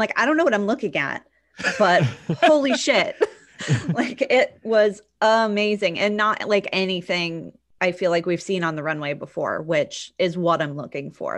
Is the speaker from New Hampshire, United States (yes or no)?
yes; New Hampshire, United States; I grew up in New Hampshire